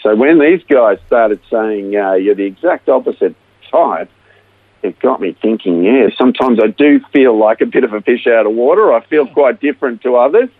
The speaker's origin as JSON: {"language": "English", "town": "Melbourne", "region": "Victoria", "country": "Australia", "tie": "born or raised there", "said": "I was born right here in Melbourne and uh, raised in a, in a Christian family to Dutch migrant parents"}